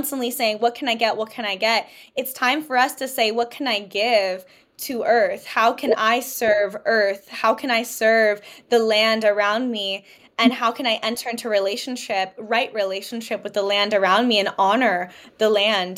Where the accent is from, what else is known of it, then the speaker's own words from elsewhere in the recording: United States; I was born in the United States